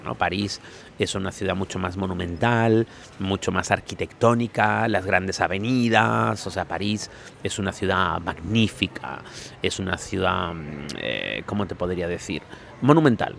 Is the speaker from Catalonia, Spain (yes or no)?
no; Canary Islands, Spain; como decimos en Canarias